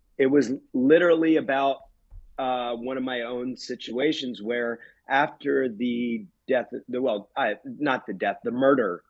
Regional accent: United States; I've become an advocate in my hometown with Cecil Solidarity

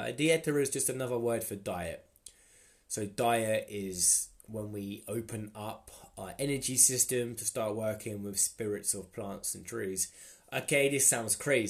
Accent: Luton, East of England, United Kingdom; So I was born in England, Luton. I was born in the Luton and Dunstable Hospital.

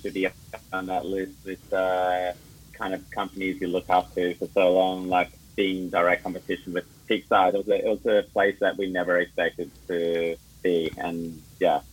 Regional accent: Melbourne, Victoria, Australia; also born or lived in Johannesburg, South Africa / Sydney, Australia; I was born in Johannesburg in South Africa, and then I moved to Melbourne when I was 9. Did most of my growing up in Melbourne

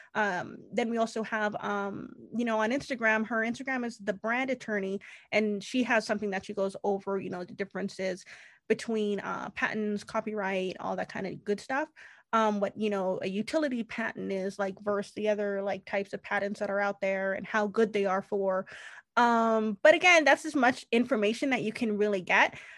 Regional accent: Canada; I am Canadian

